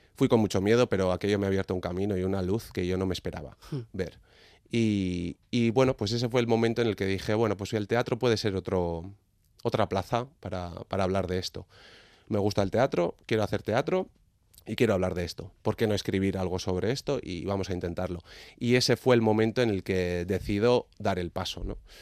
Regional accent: Legorreta, Basque Country, Spain; nací en Legorreta

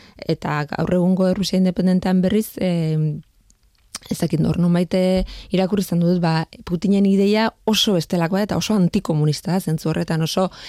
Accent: Leitza, Navarre, Spain; ni leitzakoa naiz

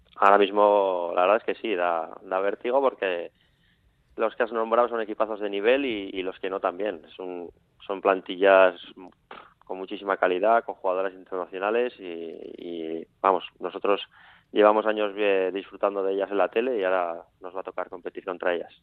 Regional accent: Villava, Navarre, Spain; los que somos de Villava de toda la vida

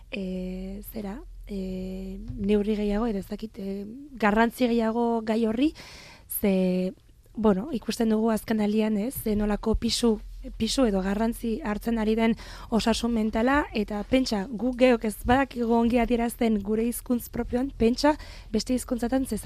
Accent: France; born there; zergatik, zergatik ni jaio nintzen frantzen, zergatik nire gurasoek, e, ez, bueno, egin zuten ies

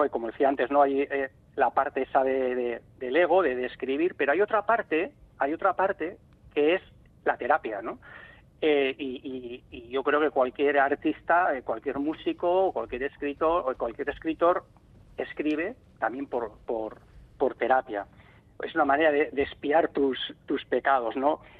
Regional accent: Ordizia, Basque Country, Spain; also born or lived in Vigo; Porque es verdad que nosotros emigramos, mis padres y, yo, yo tendría apenas tendría tres años y, vinimos aquí a Ordicia

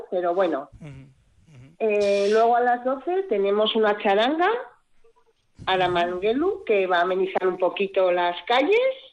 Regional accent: Tolosa, Basque Country, Spain; moved away as an adult; now in Estavillo, Spain; Yo soy de Tolosa

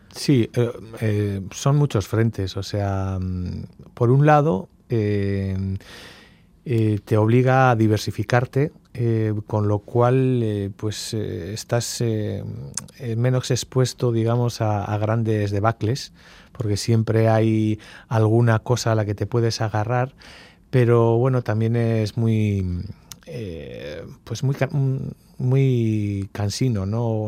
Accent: Mungia, Basque Country, Spain; also born or lived in Bilbao, Spain / Gibaja, Spain; Soy tomatero, eh, pero bueno, pues, eh, crecí en Munguía

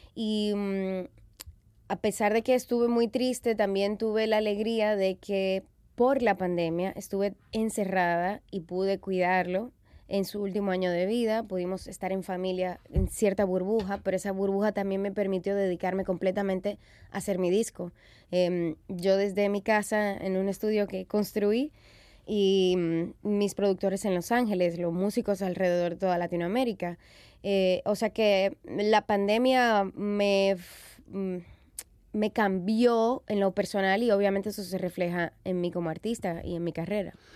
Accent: Dominican Republic; soy cantautora, soy dominicana, soy madre

